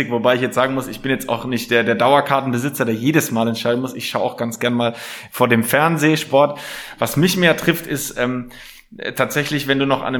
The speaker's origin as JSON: {"language": "German", "town": "Nuremberg", "region": "Bavaria", "country": "Germany", "tie": "born or raised there", "said": "Als Nürnberger hast du da keine Wahl. Ich bin in der Südstadt geboren."}